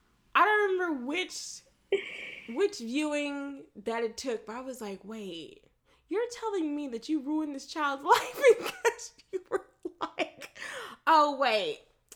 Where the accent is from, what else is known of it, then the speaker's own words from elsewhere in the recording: Florida, United States; I grew up in Florida.